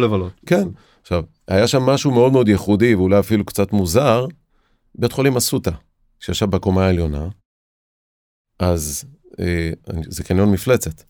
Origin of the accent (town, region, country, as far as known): Israel